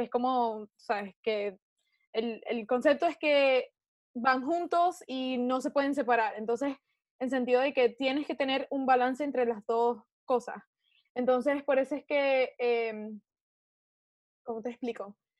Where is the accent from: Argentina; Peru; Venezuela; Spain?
Venezuela; now in United States; yo soy venezolana